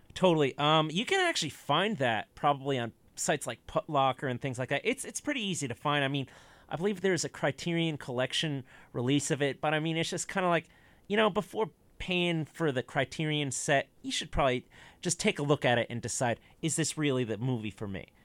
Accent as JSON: {"language": "English", "country": "United States", "said": "I'm an American"}